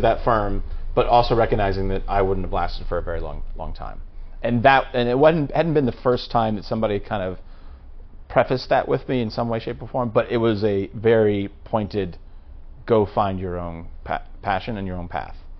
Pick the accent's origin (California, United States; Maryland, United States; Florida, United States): Maryland, United States; I'm being from Maryland, and the rest of the cousins, we all attended Boys State in the summertime